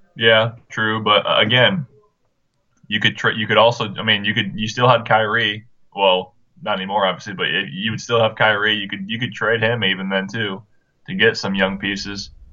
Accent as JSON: {"language": "English", "town": "Marion", "region": "Indiana", "country": "United States", "tie": "born or raised there", "said": "Marion, Indiana, my hometown"}